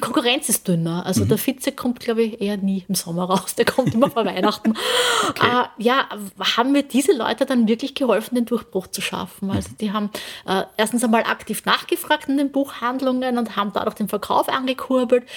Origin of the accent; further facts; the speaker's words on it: Burgenland, Austria; also born or lived in Vorau, Styria; geboren in Vorau, Aha. aber das ist gleich bei der Grenze aufgewachsen im Burgenland